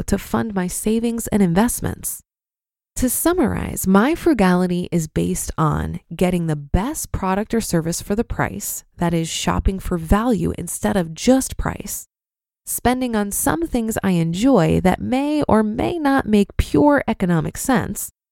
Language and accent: English; Iowa, United States; I grew up in Iowa